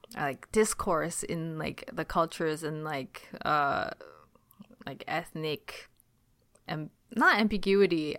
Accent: Ontario, Canada; accent: Canadian; also born or lived in China; I grew up in Chinatown

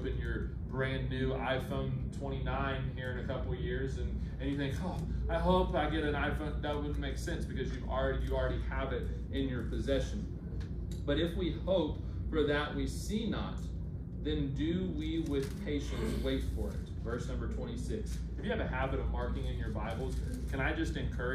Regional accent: the South, United States; we're from the South

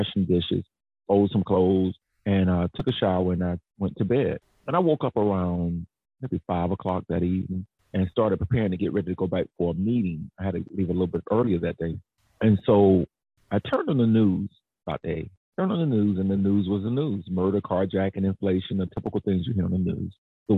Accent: Jacksonville, Florida, United States; moved away as an adult; now in Atlanta, United States; Duval, born and reared in Jacksonville, left Jacksonville to move to Atlanta to go to school, stayed here

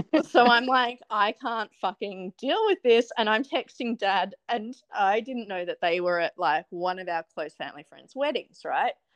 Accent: Australia; moved away; I grew up not doing Thanksgiving because I grew up in Australia

